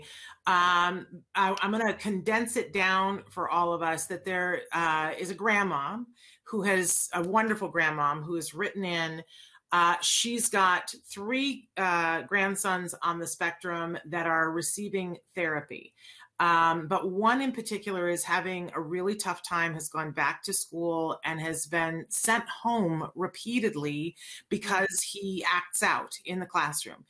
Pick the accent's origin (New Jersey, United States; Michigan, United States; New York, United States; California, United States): New York, United States; upstate; I grew up in upstate New York